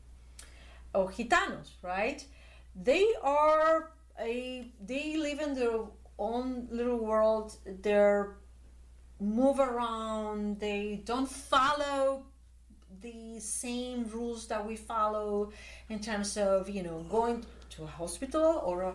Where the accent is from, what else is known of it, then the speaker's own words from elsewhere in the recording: Chile; I was born in Chile